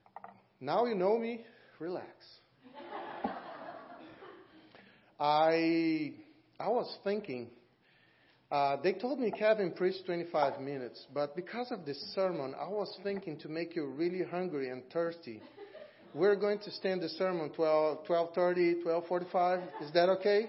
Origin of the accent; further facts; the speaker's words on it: Brazil; moved away as an adult; now in Auburn, United States; I'm from Brazil